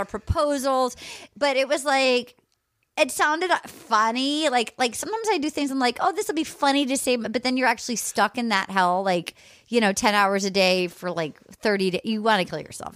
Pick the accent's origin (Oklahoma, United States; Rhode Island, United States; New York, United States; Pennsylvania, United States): Rhode Island, United States; moved away; I'm from Rhode Island